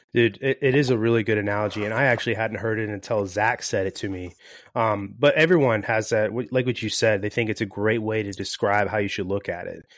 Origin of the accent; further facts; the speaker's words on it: Florida, United States; moved away as an adult; now in California, United States; I'm originally from Florida